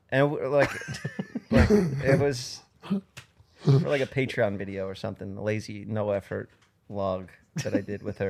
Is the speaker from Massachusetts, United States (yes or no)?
no; New York City, New York, United States; We grew up in New York City